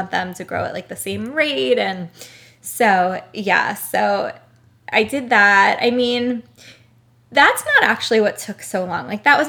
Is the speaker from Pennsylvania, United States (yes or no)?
no; Brooklyn, New York, United States; Oh, I grew up in Brooklyn as well.